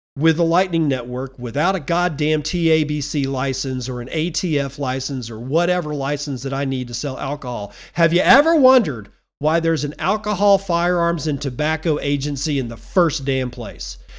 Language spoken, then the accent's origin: English; United States